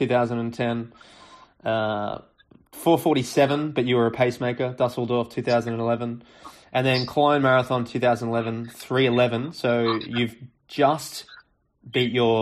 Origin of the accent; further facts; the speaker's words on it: Australia; moved away; also born or lived in Europe; As an Australian, I would call it soccer. But now that I've lived in Europe for a little while